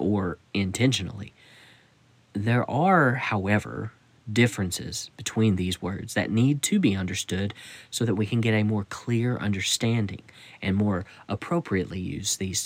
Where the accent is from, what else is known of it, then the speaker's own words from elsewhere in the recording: United States; I'm speaking from the Western mentality here in the United States